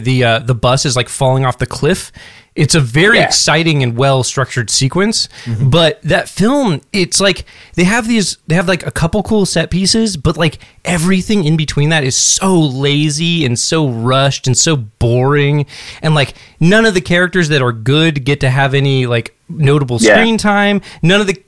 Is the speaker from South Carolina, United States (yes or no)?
no; Alaska, United States; growing up in Alaska, like, I remember when I was in high school